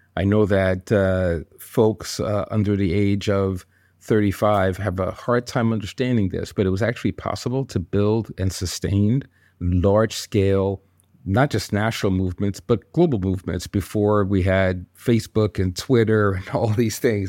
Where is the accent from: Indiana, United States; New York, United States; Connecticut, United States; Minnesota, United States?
New York, United States; also born or lived in Congo; I grew up in New York with my six siblings